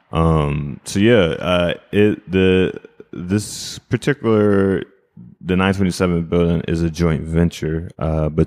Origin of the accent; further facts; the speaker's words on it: East Coast, United States; And I'm from the East Coast, right? So like we do things very differently.